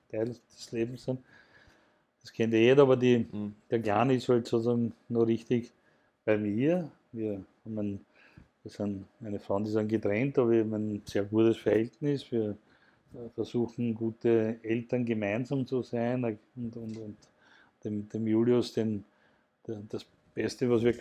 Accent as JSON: {"language": "German", "town": "Mattersburg", "region": "Burgenland", "country": "Austria", "said": "ich komme ja aus dem, vom Land, ich komme aus Mattersburg im Burgenland"}